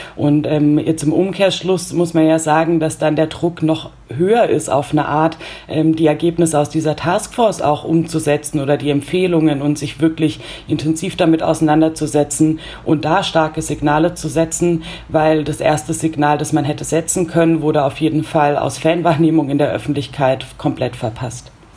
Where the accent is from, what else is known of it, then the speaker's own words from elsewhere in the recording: Germany; bei uns in Deutschland